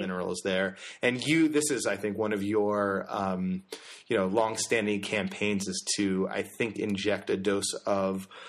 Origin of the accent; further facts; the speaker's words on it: Connecticut, United States; I grew up in Connecticut